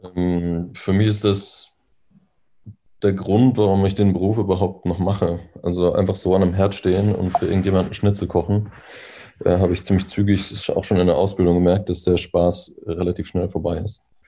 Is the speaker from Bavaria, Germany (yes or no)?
no; North Rhine-Westphalia, Germany; now in Berlin, Germany; wo ich herkomme ähm, oder wo ich aufgewachsen bin, in, in NRW oder in Ostwestfalen